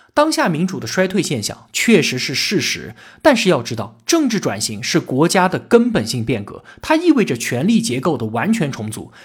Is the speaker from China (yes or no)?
yes; China; 我们中国人